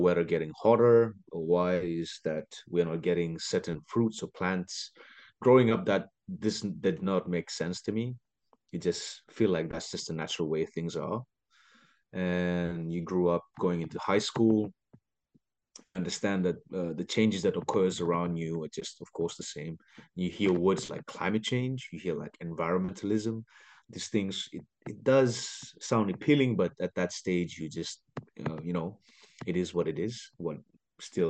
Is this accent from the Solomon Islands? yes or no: yes; Solomon Islands; moved away as an adult; now in New York, United States; I am from the Solomon Islands, born and raised